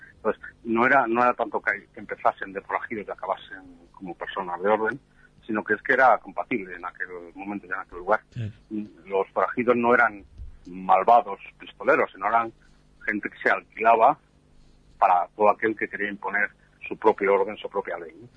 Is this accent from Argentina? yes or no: no; Spain; yo que soy español